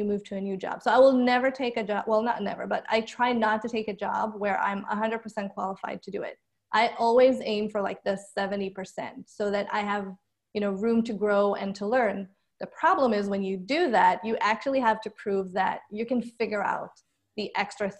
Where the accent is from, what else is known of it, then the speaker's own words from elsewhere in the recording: Israel; moved away as an adult; now in United States; I grew up in Israel, born and raised